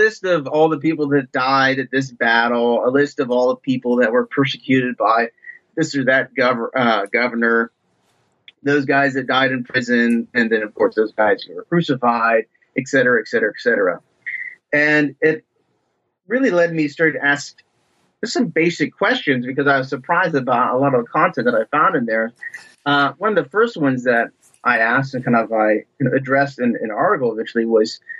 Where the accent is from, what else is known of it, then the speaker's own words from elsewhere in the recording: Ohio, United States; moved away; I'm originally from Ohio, from just basically the backwoods and farm country in Ohio